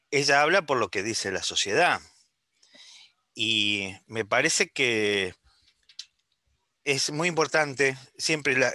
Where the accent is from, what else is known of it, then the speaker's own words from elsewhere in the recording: Uruguay; now in Buenos Aires, Argentina; Yo soy de la República Occidental del Uruguay. Estoy hablando desde Buenos Aires.